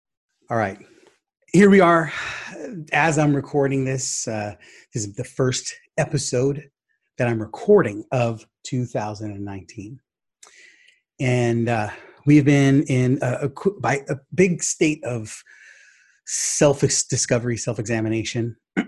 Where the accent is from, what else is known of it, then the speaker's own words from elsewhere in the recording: Sacramento, California, United States; or basketball player growing up in Sacramento market, Arco Arena was where it's at.